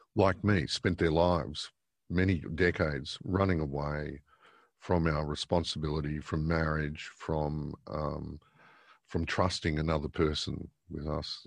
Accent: Victoria, Australia; moved away; originally a Victorian. I was born in Victoria, um, in nineteen sixty-one.

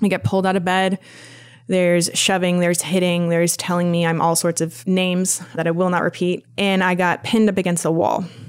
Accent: Vermont, United States; I grew up in the boonies of Vermont, way up north, uh, about two hours south of the Canadian border

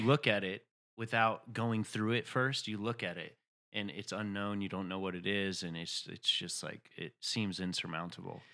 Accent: Chattanooga, Tennessee, United States; moved away; I'm from Chattanooga, Tennessee.

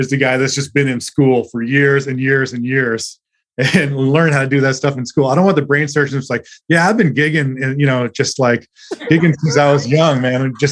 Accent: Mississippi, United States; I grew up in Mississippi. You know, I'm from

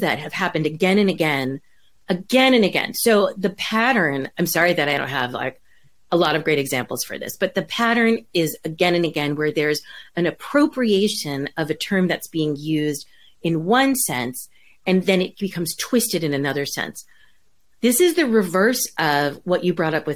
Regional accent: New York, United States; now in California, United States; I grew up in New York

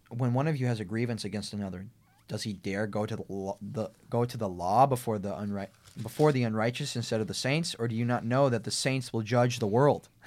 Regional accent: United States; we have the right, the civil right of being American citizens

